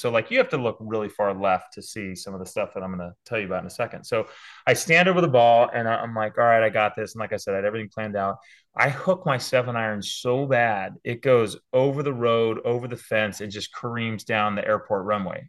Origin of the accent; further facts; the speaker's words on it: San Diego, California, United States; moved away as an adult; also born or lived in Auburn, Alabama; now in West Hartford, United States; as a kid growing up in Southern California